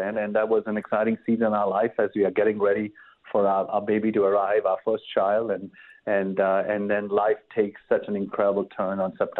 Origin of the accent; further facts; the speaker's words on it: India; now in United States; And then growing up in India, where, you know, as Christians, you're a minority, I just knew that America is that place that's been founded on Judeo-Christian principles.